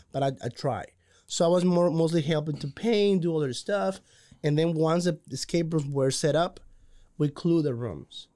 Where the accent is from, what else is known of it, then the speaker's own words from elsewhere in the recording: Cozumel, Quintana Roo, Mexico; moved away as an adult; now in Waco, United States; I'm originally from Cozumel, Mexico